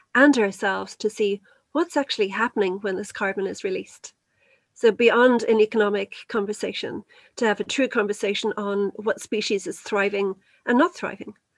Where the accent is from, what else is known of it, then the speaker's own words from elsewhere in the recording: Kildare, Leinster, Ireland; I'm actually from Kildare